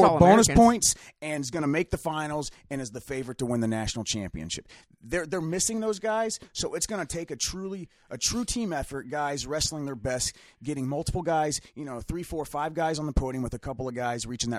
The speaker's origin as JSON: {"language": "English", "region": "Indiana", "country": "United States", "moved": "yes", "lives_now": "Ohio, United States", "said": "I'm from Indiana originally."}